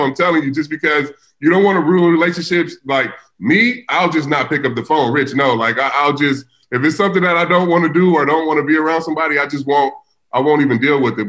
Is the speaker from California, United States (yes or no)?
yes; Vallejo, California, United States; I grew up in the hood. I grew up in Vallejo, California.